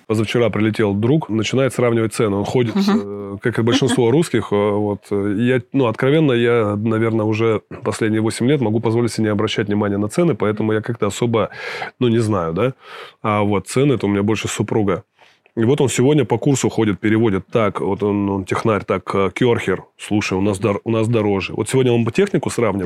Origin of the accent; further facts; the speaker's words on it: Krasnoyarsk, Krasnoyarsk Krai, Russia; moved away as an adult; now in Montenegro; в Сибири э, прожил большую часть, я вырос в Красноярске